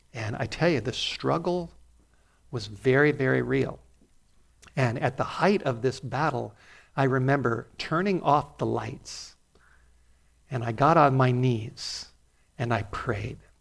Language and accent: English; Los Angeles, California, United States; moved away; growing up in North Hollywood